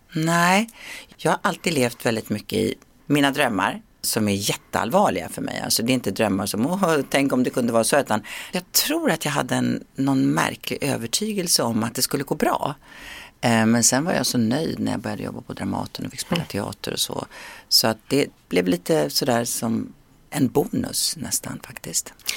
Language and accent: Swedish; Sweden; moved away; svensken i mig frodas när jag är hemma i Sverige